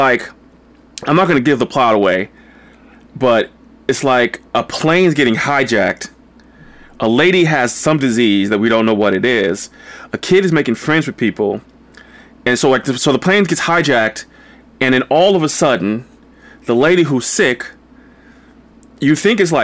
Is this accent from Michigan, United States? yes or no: no; Linden, New Jersey, United States; moved away; I went to my hometown in New Jersey, in Linden, New Jersey